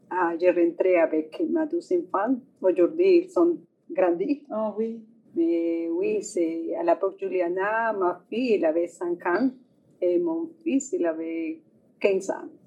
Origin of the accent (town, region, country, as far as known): Colombia; French is a second language; moved away as an adult; also born or lived in Montreal, Canada; now in Regina, Canada